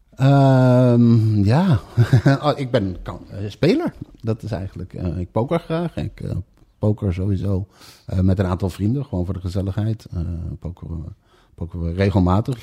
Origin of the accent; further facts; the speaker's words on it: Bemmel, Gelderland, Netherlands; also born or lived in Amsterdam; geboren in Amsterdam. Eh, op zeer jonge leeftijd eh, met mijn ouders vanwege de aanleg van de metrolijn verhuisd naar het pittoreske oh. Bemmel.